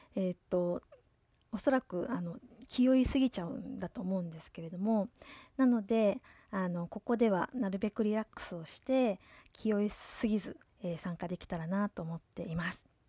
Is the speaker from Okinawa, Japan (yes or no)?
yes; Yomitan, Okinawa, Japan; ちなみに私はあのー、もともとここ読谷村の出身です